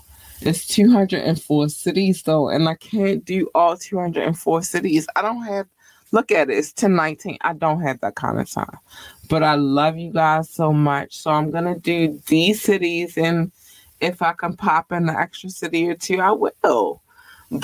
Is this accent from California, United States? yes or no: no; Baltimore, Maryland, United States; This is my city. I represent the city. It is me and I'm from Baltimore City.